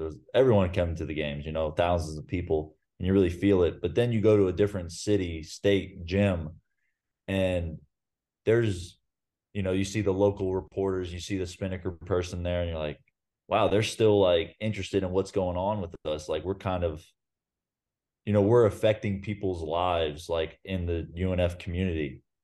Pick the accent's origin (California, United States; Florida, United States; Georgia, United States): Florida, United States; Ponte Vedra Beach; moved away as an adult; now in Belgrade, Serbia; I grew up in Pontevedra, so it was a twenty minute car ride to get to U N F Arena